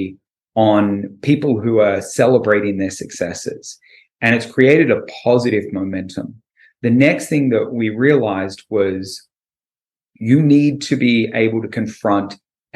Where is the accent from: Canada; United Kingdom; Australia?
Australia; moved away as an adult; now in California, United States; I'm from Australia.